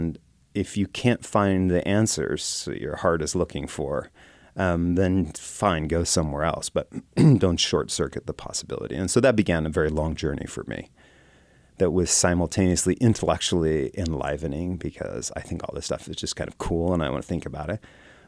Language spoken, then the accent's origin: English; West Coast, United States; You know, I grew up on the West Coast and spent a lot of time in the Bay Area and in places like Berkeley, California.